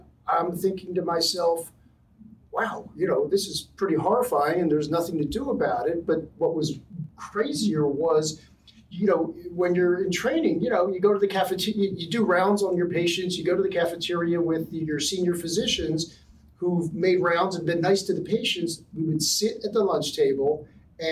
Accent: Philadelphia, Pennsylvania, United States; moved away as an adult; also born or lived in Cambridge, England / Amherst, Massachusetts; now in Los Angeles, United States; I'm from Philadelphia. I grew up in, I was a middle of three boys, grew up in a kind of middle class, kind of Nowhereville neighborhood in a little brick row house

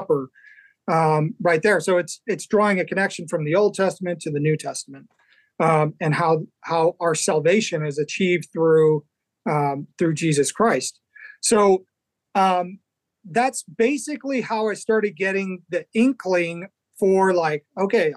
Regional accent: Chicago, Illinois, United States; I grew up in Chicago originally

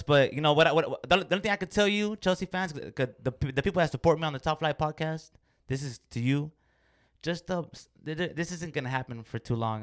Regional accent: Mexico; I'm from Mexico

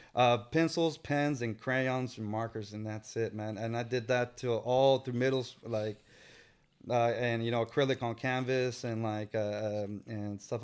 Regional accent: San Francisco, California, United States; I was born in San Francisco. So, uh, and we lived in the Tenderloin.

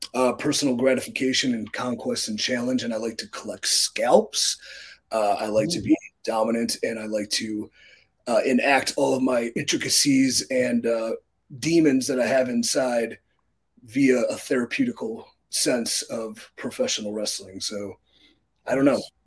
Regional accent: Cleveland, Ohio, United States; my hometown of Cleveland, Ohio

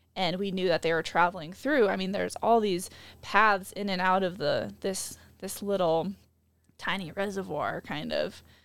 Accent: Midwest, United States; growing up in the Midwest

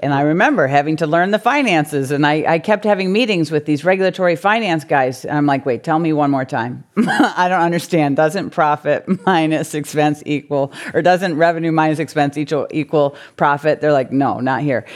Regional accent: Michigan, United States; moved away as an adult; now in California, United States; a C E O of a utility in Michigan. Uh, actually in my hometown

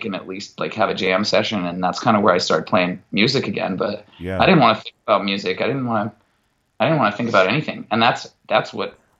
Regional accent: Mukilteo, Washington, United States; from Muckle TL that like plays guitar

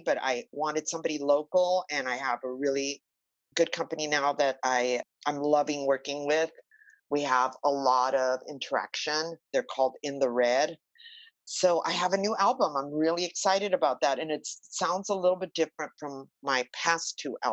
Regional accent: Los Angeles, California, United States; I grew up in East

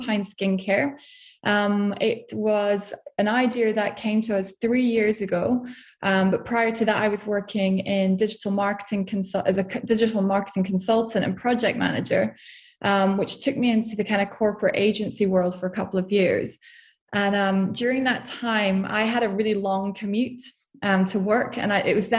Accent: Scotland, United Kingdom; moved away; also born or lived in Portugal; I'm from Scotland, as you can probably hear.

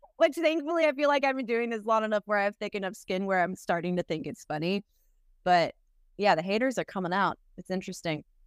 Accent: Boston, Massachusetts, United States; moved away as an adult; now in Nashville, United States; I'm from Boston, Massachusetts originally

